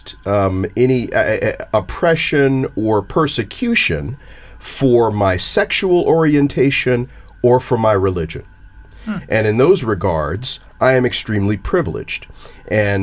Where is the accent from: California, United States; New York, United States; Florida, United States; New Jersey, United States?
New Jersey, United States; my home state of New Jersey